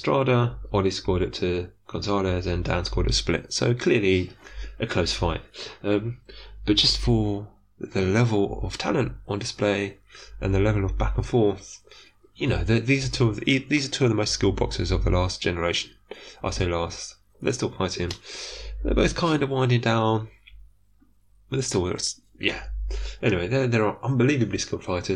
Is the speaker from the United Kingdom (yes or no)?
yes; United Kingdom; accent: British; I am taking a notably British slant. Listen to my accent.